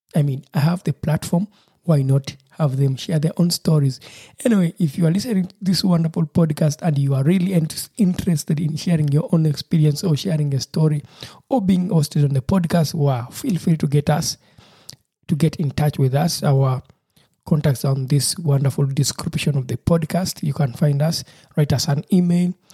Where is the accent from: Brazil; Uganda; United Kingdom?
Uganda; now in Germany; I am from Uganda where it doesn't rain for months at a time